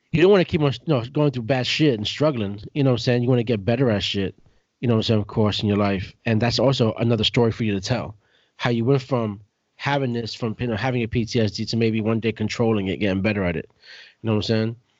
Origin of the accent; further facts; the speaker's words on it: New York City, New York, United States; I was growing up in Brooklyn